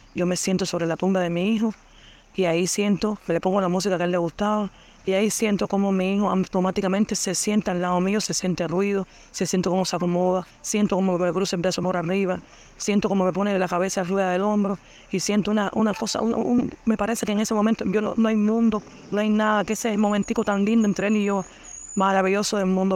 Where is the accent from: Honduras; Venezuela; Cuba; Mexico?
Cuba; soy cubana